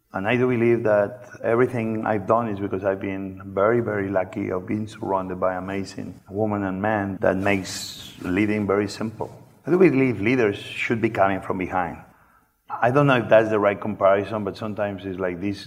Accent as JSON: {"language": "English", "town": "Barcelona", "region": "Catalonia", "country": "Spain", "tie": "born or raised there", "also_born_or_lived": "New York / Washington D.C.", "second_language": "English", "moved": "as an adult", "lives_now": "Washington, D.C., United States", "said": "I grew up in Barcelona."}